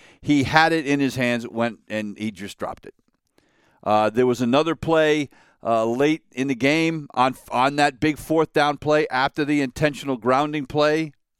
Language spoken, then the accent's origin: English; New England, United States; now in Western North Carolina, United States; I grew up in New England.